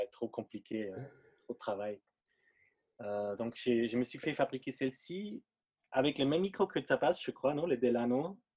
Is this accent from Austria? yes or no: yes; Linz, Upper Austria, Austria; French is a second language; moved away as an adult; now in Paris, France; c'est un batteur euh, avec qui j'ai grandi en Autriche. Mmh je viens d'Autriche, euh, à Linz